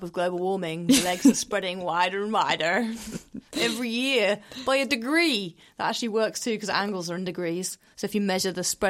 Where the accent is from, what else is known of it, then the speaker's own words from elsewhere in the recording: London, United Kingdom; I love Barbara Brownskirt from my hometown.